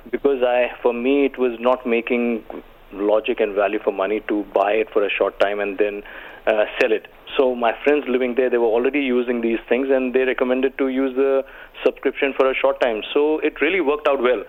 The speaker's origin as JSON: {"language": "English", "country": "India", "moved": "yes", "lives_now": "United Arab Emirates", "said": "I come from India"}